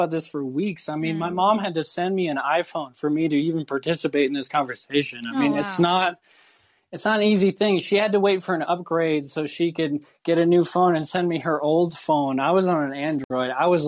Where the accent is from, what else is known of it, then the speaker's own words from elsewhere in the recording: Ireland; I've been systematically oppressed in so many ways as an Irish person in Ireland, in the United States.